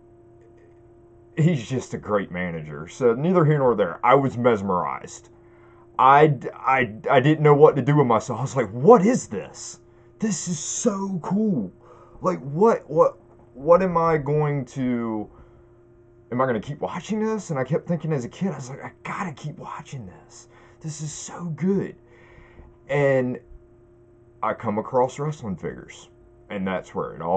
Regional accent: Wallops Island, Virginia, United States; now in Chincoteague, United States; I'm actually from Wallops Island, Virginia. This is where I grew up

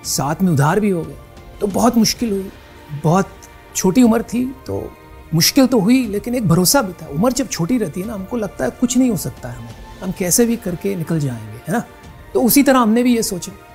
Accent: Mumbai, Maharashtra, India; पैदाइशी बम्बई की है

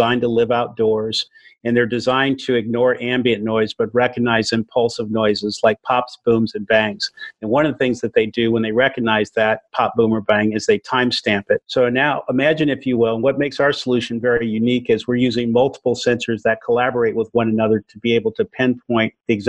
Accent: Oakland, California, United States; growing up in East Oakland, where I saw the issues of violence

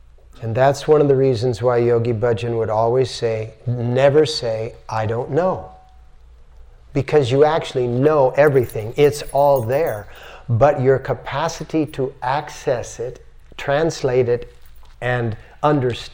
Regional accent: United States; I'm an American

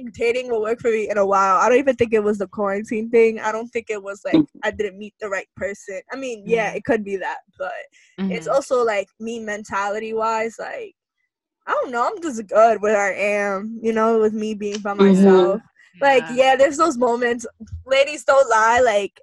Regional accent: New York, United States; I'm obviously from New York

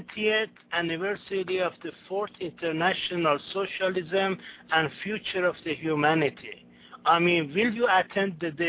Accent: United States; I'm from United States.

